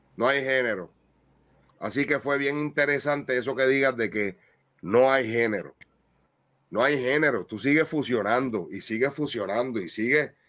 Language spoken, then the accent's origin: Spanish; Puerto Rico; nosotros puertorriqueños